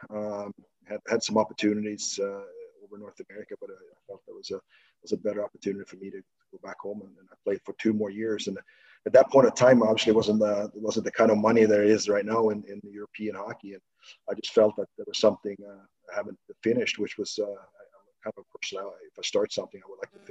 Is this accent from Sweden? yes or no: yes; Stockholm, Stockholm County, Sweden; moved away as an adult; also born or lived in Huddinge; born and raised in southern southern part of Stockholm